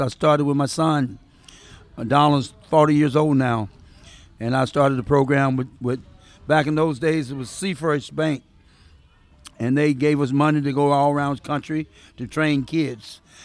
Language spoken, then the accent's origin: English; the South, Mississippi, United States; now in Seattle, United States; I'm from the South